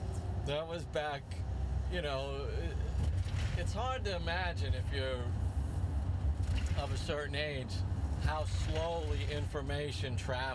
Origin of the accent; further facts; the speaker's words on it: New York City, New York, United States; moved away; also born or lived in Arizona; people knew I was from Brooklyn.